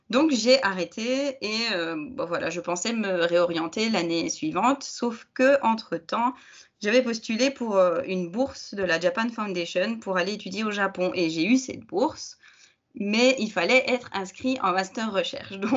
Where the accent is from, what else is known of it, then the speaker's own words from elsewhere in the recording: Belgium; je suis belge